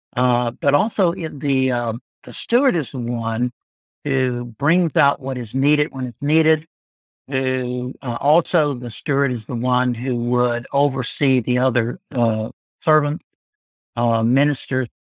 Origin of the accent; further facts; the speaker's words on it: Arkansas, United States; also born or lived in Louisiana / Florida / Georgia; now in Birmingham, United States; I'm from Arkansas originally.